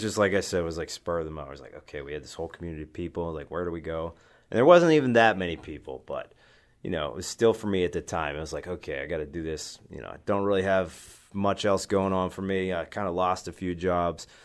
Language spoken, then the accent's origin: English; Western Pennsylvania, United States; when I was growing up, at the time, uh, in Western Pennsylvania, I was wrestling